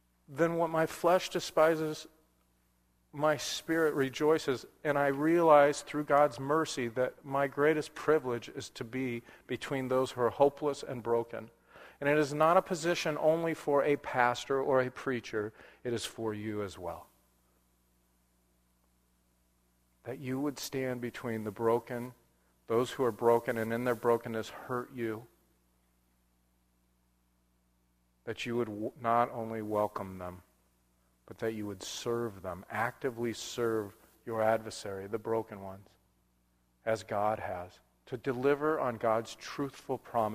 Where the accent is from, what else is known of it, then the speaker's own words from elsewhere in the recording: Southern California, United States; now in Portland, United States; growing up in Southern California, I love snow because we had none